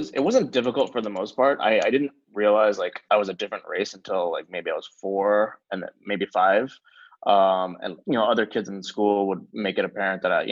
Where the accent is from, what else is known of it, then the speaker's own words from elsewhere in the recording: Maplewood, New Jersey, United States; also born or lived in Vietnam; I was raised in Maplewood, New Jersey. Um, I suppose nowadays it's a little bit more diverse, but when I was growing up, I was one of the very few Asian Americans uh, in my school.